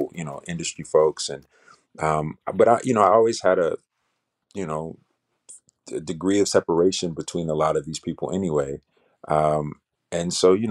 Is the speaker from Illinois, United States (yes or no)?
yes; Chicago, Illinois, United States; I'm from Chicago, you know, south side of Chicago